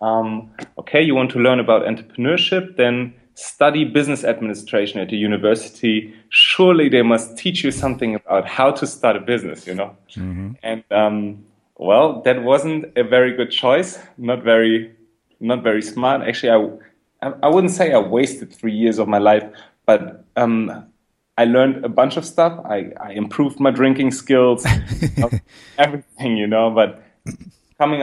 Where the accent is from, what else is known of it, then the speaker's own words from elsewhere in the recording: Berlin, Germany; I'm from Berlin. I grew up in Berlin